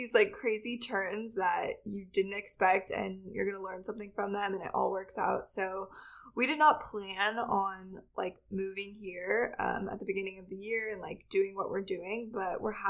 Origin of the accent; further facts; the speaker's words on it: Reno, Nevada, United States; moved away as an adult; So I am from Reno, Nevada. So it's a pretty small town. And I grew up there. My family all lives there. I'm like a sixth generation from there.